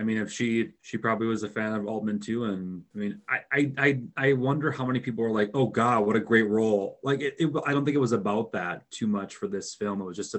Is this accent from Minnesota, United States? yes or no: yes; Minnesota, United States; I grew up in Minnesota. I've lived here all my life and I grew up in a pretty rural area.